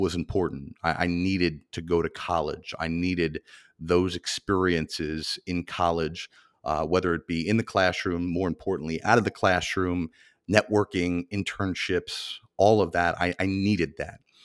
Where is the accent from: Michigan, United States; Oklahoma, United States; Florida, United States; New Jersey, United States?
New Jersey, United States; Mahwah; my hometown of Mahwah, New Jersey